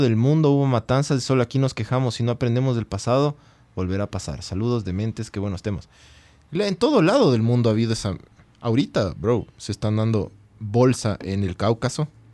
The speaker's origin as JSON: {"language": "Spanish", "town": "Quito", "region": "Pichincha", "country": "Ecuador", "said": "yo como quiteño"}